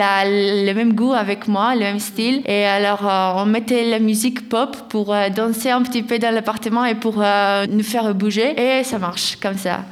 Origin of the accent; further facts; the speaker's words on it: Greece; French is a second language; now in France; j'ai un accent un peu étranger et ils me demandent d'où tu viens et moi je dis de Grèce.